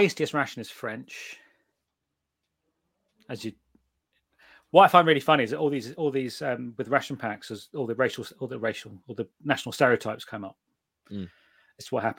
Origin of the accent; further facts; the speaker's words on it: United Kingdom; I'm British